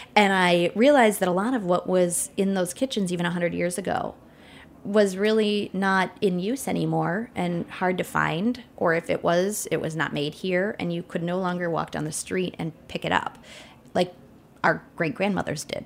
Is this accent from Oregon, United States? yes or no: no; northern Wisconsin, United States; I'm from a village in northern Wisconsin